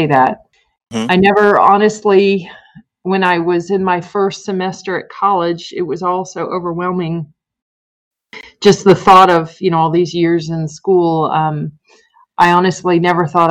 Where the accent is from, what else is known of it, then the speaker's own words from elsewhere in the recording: Merritt Island, Florida, United States; moved away as an adult; also born or lived in upstate New York; now in Chattanooga, United States; live in my hometown of Merritt Island, Florida forever